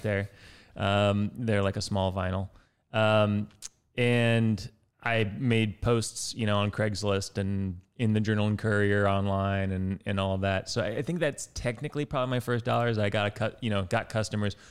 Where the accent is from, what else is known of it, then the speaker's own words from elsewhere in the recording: West Lafayette, Indiana, United States; I grew up in West Lafayette, which is about zero miles from Purdue